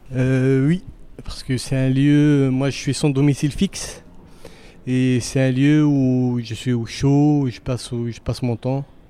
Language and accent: French; Pantin, Île-de-France, France; now in Paris, France; j'ai grandi à Pantin, je suis un enfant de Pantin, un pantinois d'origine, et je vis principalement à Paris.